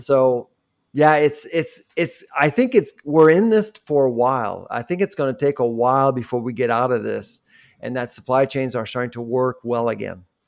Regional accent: Quebec, Canada; I grew up in Quebec when I was a kid

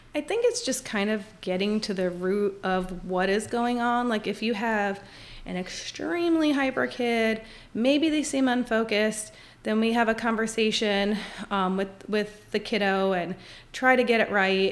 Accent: Scranton, Pennsylvania, United States; moved away as an adult; now in Winchester, United States; I actually grew up my entire life, uh, in Scranton, Pennsylvania

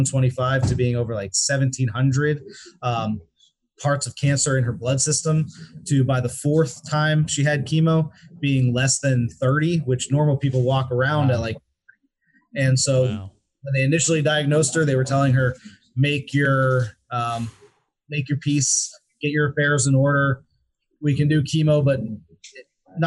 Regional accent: Pittsburgh, Pennsylvania, United States; I'm a Pennsylvania local, born and raised in Pittsburgh.

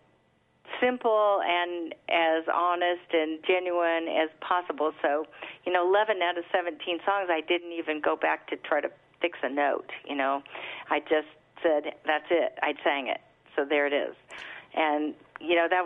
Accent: United States; grew up on the Mississippi

